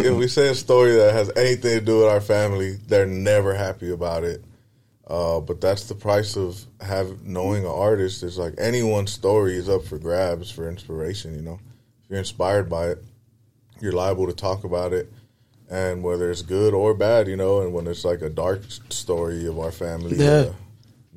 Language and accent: English; Los Angeles, California, United States; LA, man. Born and raised